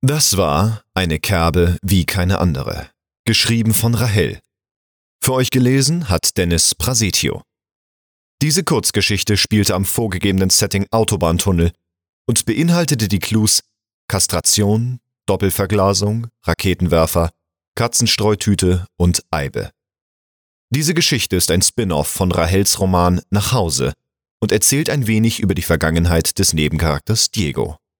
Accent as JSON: {"language": "German", "region": "Hamburg", "country": "Germany", "tie": "born or raised there", "moved": "yes", "lives_now": "Bühl, Germany", "said": "gebürtiger Hamburger"}